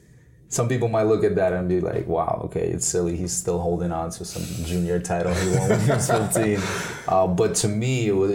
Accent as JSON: {"language": "English", "region": "New York", "country": "United States", "tie": "born or raised there", "also_born_or_lived": "Brooklyn", "second_language": "English", "said": "I grew up in New York, so just, you know, seeing that moment and seeing it unfold and seeing the city come together and being an immigrant"}